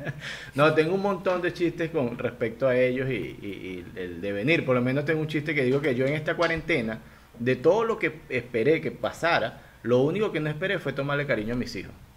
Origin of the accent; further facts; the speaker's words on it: Venezuela; moved away as an adult; now in Guayaquil, Ecuador; yo estoy en Guayaquil, yo vivo en Ecuador, Al igual que tú, soy inmigrante venezolano